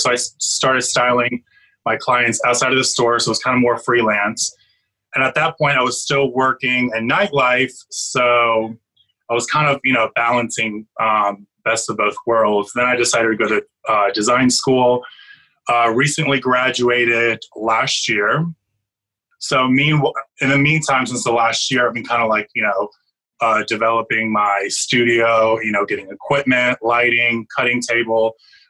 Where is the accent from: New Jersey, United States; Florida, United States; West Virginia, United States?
Florida, United States; also born or lived in Albania; So I'm Albanian born. I was born in Albania. I grew up in Florida. We moved to Florida in 92. So when I was like 10